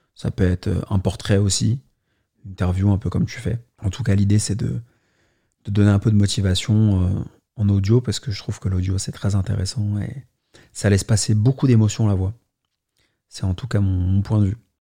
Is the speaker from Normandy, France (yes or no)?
no; Paris, Île-de-France, France; je suis né à Paris